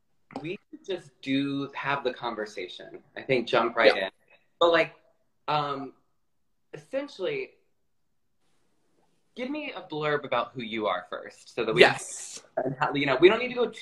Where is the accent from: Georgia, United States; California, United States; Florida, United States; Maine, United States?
Florida, United States; now in New York, United States; I'm from Florida